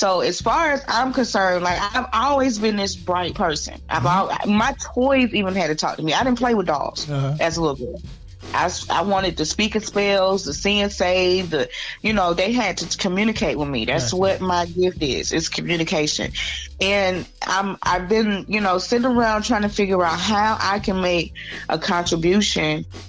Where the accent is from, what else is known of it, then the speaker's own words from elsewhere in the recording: Atlanta, Georgia, United States; also born or lived in Valdosta; On Moody Air Force Base, but I grew up in Atlanta. I went to elementary school at Atlanta Public Schools